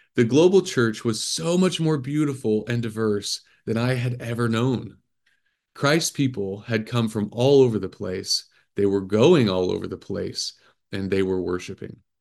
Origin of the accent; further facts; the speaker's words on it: Midwest, United States; moved away as an adult; also born or lived in Cambodia; growing up in the Midwest in a standard evangelical church